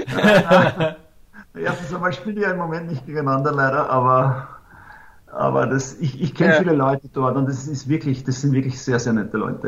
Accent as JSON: {"language": "German", "country": "Austria", "also_born_or_lived": "Italy", "moved": "as an adult", "said": "das haben wir in Österreich auch"}